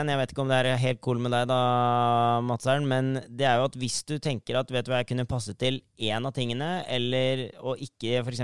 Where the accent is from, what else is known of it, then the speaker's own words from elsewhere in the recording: Sandefjord, Vestfold, Norway; jeg er fra Sandefjord